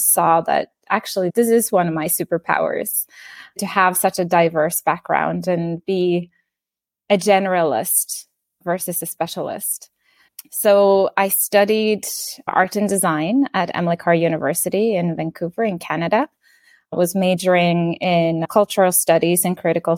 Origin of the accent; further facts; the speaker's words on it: Norway; English is a second language; moved away as an adult; now in Bali, Indonesia; I'm from Norway, 40 years old, and moved to Bali about 4 years ago.